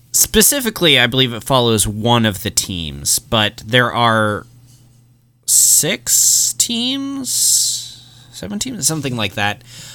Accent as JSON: {"language": "English", "town": "Killeen", "region": "Texas", "country": "United States", "said": "just say Texas. No, because fuck Austin. We're from Killeen."}